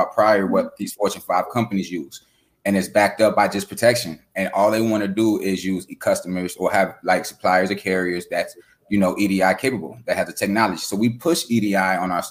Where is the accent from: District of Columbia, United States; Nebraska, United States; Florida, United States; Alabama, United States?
Florida, United States; Fort Lauderdale; I'm coming from Fort Lauderdale, Florida, where, you know, we learn different things